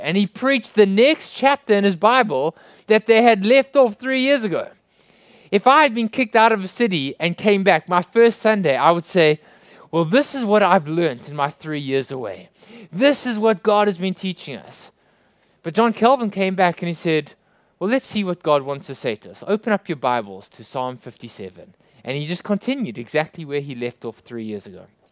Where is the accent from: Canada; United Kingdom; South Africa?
South Africa; I hope you can understand my strange accent. I come from South Africa